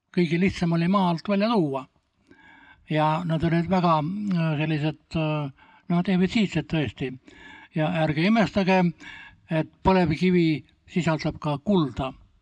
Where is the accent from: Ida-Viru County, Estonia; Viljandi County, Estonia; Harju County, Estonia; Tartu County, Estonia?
Ida-Viru County, Estonia; now in Paide, Estonia; ma olen sündinud Ida, Ida-Virumaal Ida põlevkivi keskel, tuhamägede keskel